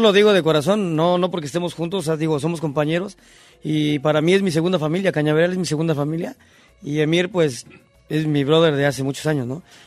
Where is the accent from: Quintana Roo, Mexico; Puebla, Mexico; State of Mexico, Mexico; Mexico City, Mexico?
State of Mexico, Mexico; Los Reyes La Paz; yo soy del Estado de México. De, este, de un municipio que se llama Los Reyes La Paz